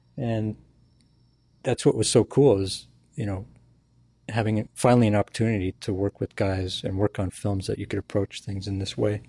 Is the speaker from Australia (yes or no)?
no; Canada; moved away as an adult; also born or lived in Ireland / New York / Burbank; I'm a Canadian citizen